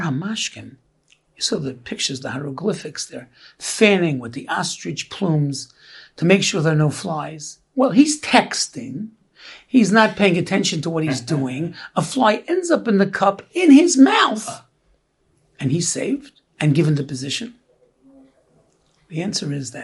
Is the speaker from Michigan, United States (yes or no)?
no; New York City, New York, United States; we grew up in Brooklyn